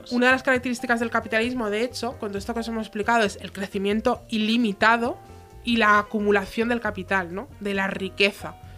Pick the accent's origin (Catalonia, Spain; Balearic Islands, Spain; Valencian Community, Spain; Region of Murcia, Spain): Catalonia, Spain; Tarragona; Nosotras que venimos de Tarragona y alrededores